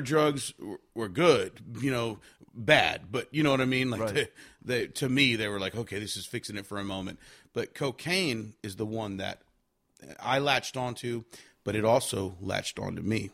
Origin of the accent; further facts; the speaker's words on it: Victoria, Texas, United States; moved away; also born or lived in California / Nashville; I was born in California, but I was raised in Victoria, Texas